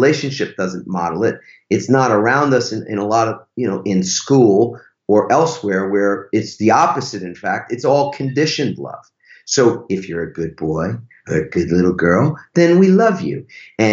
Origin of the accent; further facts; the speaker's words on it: New York, United States; I'm from New York